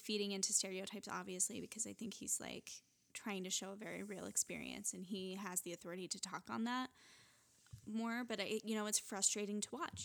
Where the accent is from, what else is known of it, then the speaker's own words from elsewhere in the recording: Utah, United States; growing up in Utah